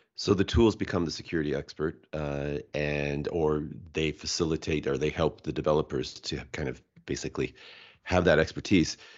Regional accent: Washington, United States; also born or lived in Japan; I'm from Washington State

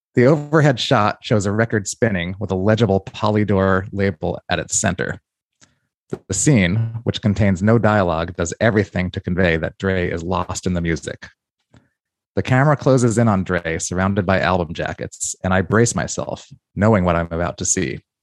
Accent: New York, United States; I say, "New York."

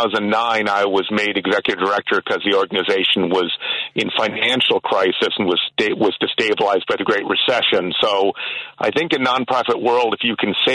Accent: Oak Park, Illinois, United States; moved away as an adult; now in Wisconsin, United States; I'm up here in Wisconsin now, came here for graduate school, but yes, I grew up in Oak Park.

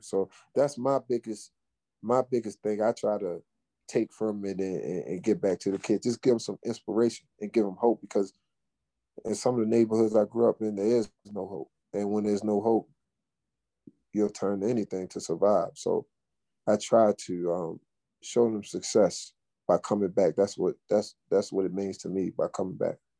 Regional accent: Baltimore, Maryland, United States; also born or lived in Fort Washington, Maryland; I'm from Baltimore. We don't even listen to go go. That's DC shit.

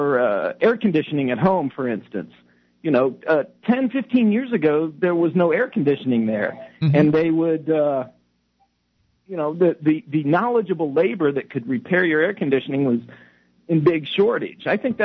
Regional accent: United States; also born or lived in China; now in Toronto, Canada; Yeah, well, I'm originally from the States, from south of the border. So.

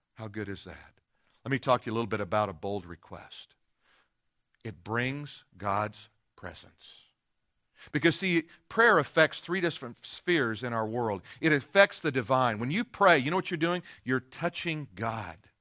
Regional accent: Denver, Colorado, United States; moved away; I'm from Denver

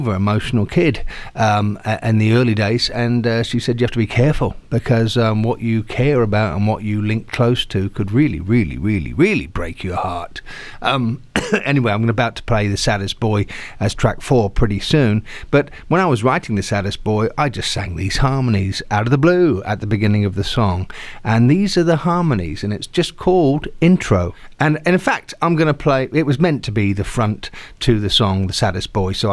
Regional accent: Southampton, South East England, United Kingdom; I'm an Englishman from Southampton

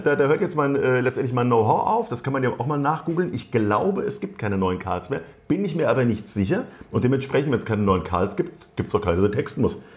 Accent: Wiesbaden, Hesse, Germany; ich bin in der Biebrichen Allee ja Ach, groß geworden

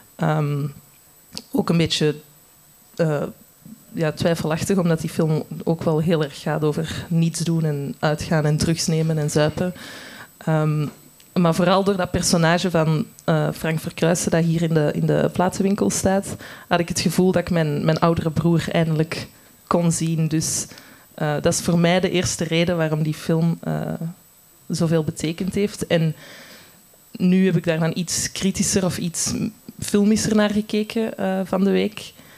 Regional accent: Antwerp, Flanders, Belgium; ik zelf van Antwerpen ben.

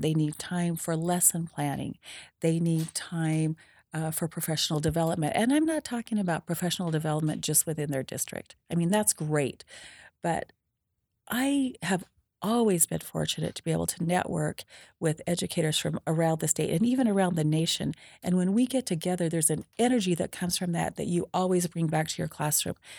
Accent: Preston, Idaho, United States; I was born and raised in Preston, Idaho

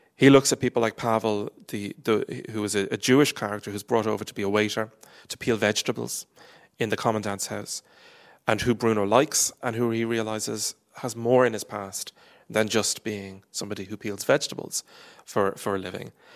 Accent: Ireland; I am Irish

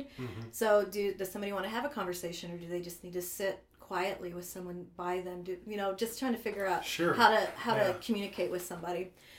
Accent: Eureka, Missouri, United States; moved away as an adult; also born or lived in Anchorage, Alaska / Warrensburg, Missouri / Kansas City area; now in Kansas City, United States; I grew up in the St. Louis area

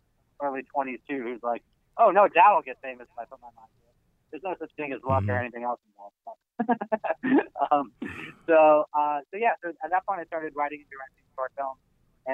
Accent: Los Angeles, California, United States; I was born and raised in Los Angeles. I'm from here, yeah. I grew up in Studio City in the Santa Ana Valley

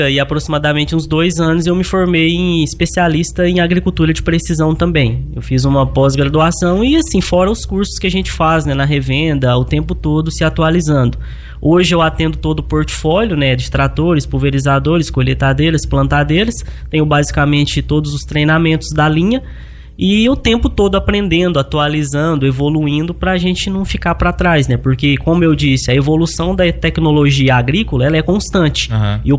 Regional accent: Luz, Minas Gerais, Brazil; Chama Luz, Minas Gerais. É. Fica ali próximo de Divinópolis, Bom Despacho, na, na beirada da 262, ali depois da Serra da Saudade.

